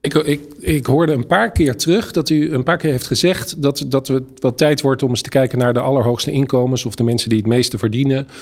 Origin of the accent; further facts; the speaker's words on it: Het Gooi, North Holland, Netherlands; ik kom uit Gooi